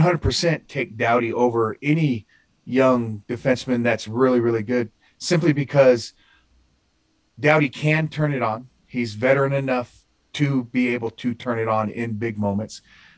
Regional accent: United States; I'm an American.

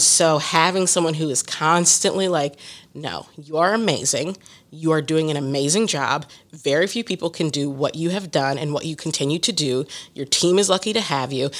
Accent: Columbus, Ohio, United States; now in Philadelphia, United States; My hometown is Columbus, Ohio, and now I live in Philadelphia.

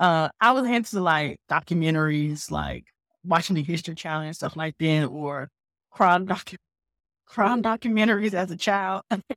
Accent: Winston-Salem, North Carolina, United States; I grew up in North Carolina, Winston-Salem, North Carolina.

